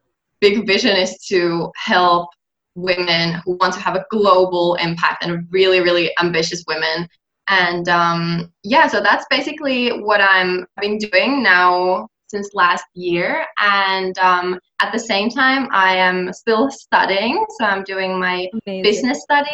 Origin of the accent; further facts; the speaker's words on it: Finland; English is a second language; I'm from Finland